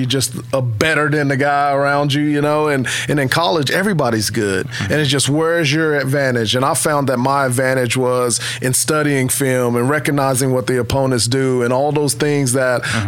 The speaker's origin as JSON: {"language": "English", "town": "Vian", "region": "Oklahoma", "country": "United States", "tie": "born or raised there", "also_born_or_lived": "Fort Smith, Arkansas", "said": "was born actually in Fort Smith, Arkansas, but um, grew up in Vian, Oklahoma."}